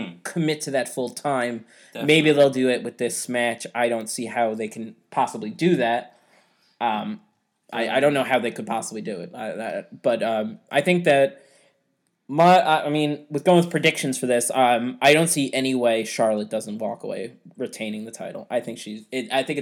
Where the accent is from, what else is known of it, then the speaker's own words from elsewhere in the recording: Ireland; We're both Irish